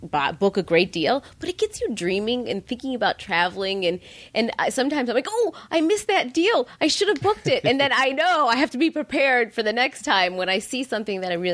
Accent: Midwest, United States; also born or lived in New York; now in Los Angeles, United States; growing up in the Midwest, you know, your house is always open to strangers or friends who visit.

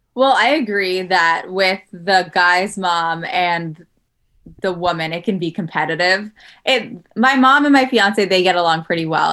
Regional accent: New York City, New York, United States; moved away as an adult; also born or lived in Los Angeles; now in Jersey City, United States; I'm from Queens

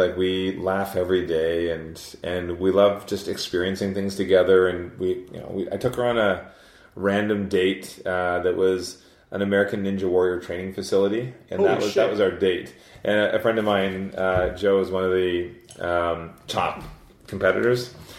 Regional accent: Scotland, United Kingdom; I'm Scottish.

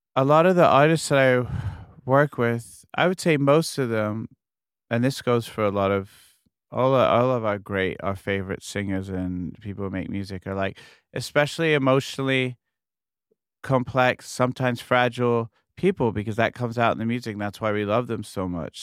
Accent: New York, United States; New York, well, just, it's my hometown

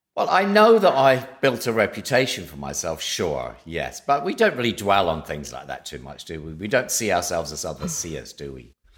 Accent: southwest of Scotland, United Kingdom; moved away; I grew up in a little village in the southwest of Scotland

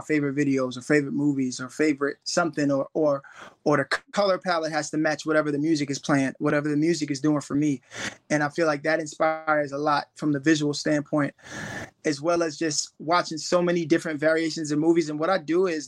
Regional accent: New York City, New York, United States; growing up in East New York, I grew up in the hood

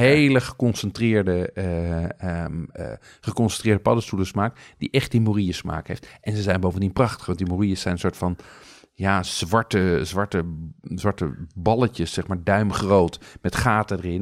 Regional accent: Amsterdam, North Holland, Netherlands; als Amsterdammer

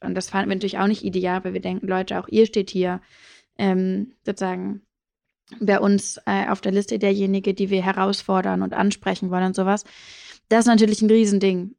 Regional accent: Hamburg, Germany; also born or lived in South of England; ich bin aufgewachsen in Hamburg, ähm, so eher am Stadtrand

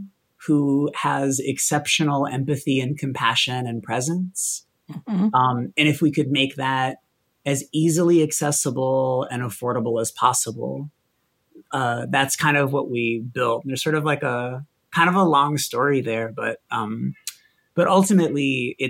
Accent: Boston, Massachusetts, United States; I grew up in Boston, with like a single alcoholic mom

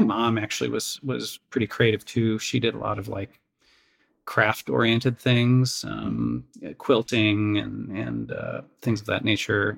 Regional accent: Crystal Lake, Illinois, United States; I grew up uh, suburbs of Chicago, uh, Crystal Lake, uh, Illinois. Um, lived there just my entire childhood

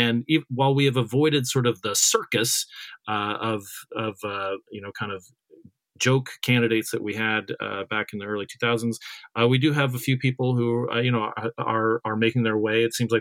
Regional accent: Cottonwood, Arizona, United States; I grew up in Cottonwood, about 15 miles, away from Sedona.

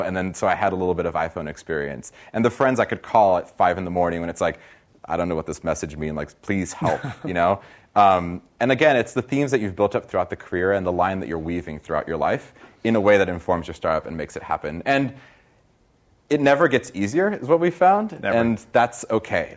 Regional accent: Brazil; now in Silicon Valley, United States; I'm from Brazil originally

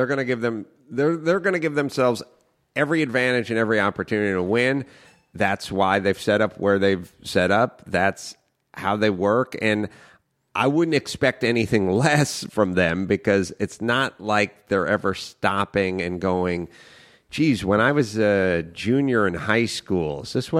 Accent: North Hollywood, California, United States; Yeah, I grew up in North Hollywood, you know, just me and young Raffles

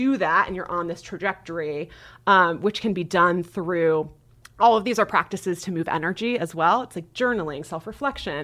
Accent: Nebraska, United States; I was raised in Nebraska

